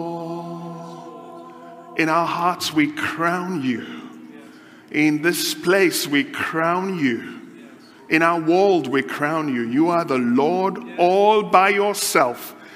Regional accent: Nigeria; now in United Kingdom; I come from Nigeria originally. Been in the UK just over 18 years.

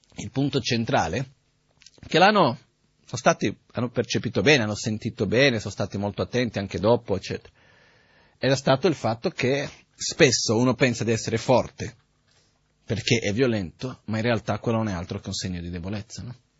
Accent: India; moved away; Io son cresciuto in India

